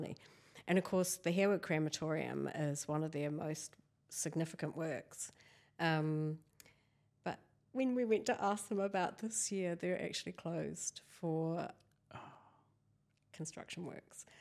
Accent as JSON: {"language": "English", "area": "near Christchurch", "region": "Canterbury", "country": "New Zealand", "tie": "born or raised there", "said": "I was born here in Waitaha, Canterbury"}